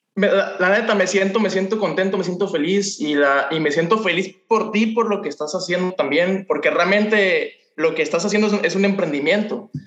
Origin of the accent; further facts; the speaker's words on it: Ciudad del Carmen, Campeche, Mexico; moved away as an adult; now in Mazatlán, Mexico; prácticamente yo crecí en Ciudad del Carmen, Campeche, fue donde nos conocimos y tengo un año que me regresé para acá, para Mazatlán, el lugar donde, nací